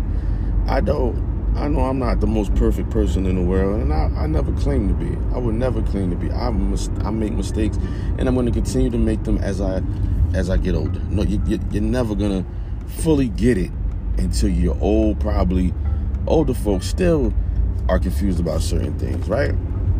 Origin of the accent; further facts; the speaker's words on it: East Orange, New Jersey, United States; I come from East Orange, New Jersey